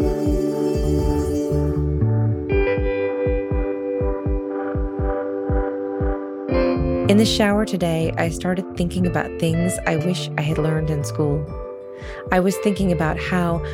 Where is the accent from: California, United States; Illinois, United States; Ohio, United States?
California, United States; Sonoma; we did learn some plant identification growing up in Sonoma, California in the 80s